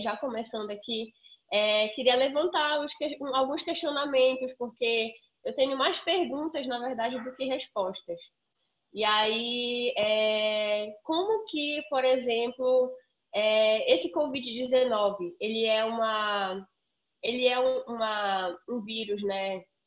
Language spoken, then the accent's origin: Portuguese; Amazon, Brazil